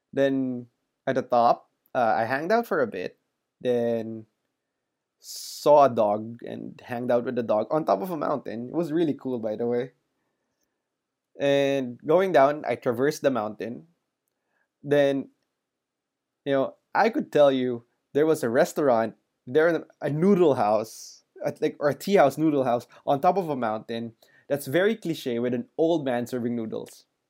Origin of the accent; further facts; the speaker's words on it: Manila, Metro Manila, Philippines; growing up in Manila